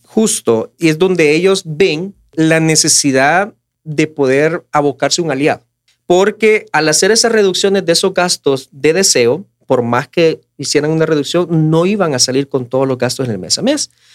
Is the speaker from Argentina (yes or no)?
no; El Salvador; como familias salvadoreñas